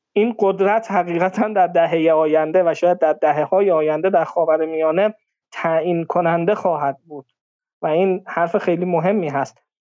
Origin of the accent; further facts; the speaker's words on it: Iran; بنده به عنوان یک ایرانی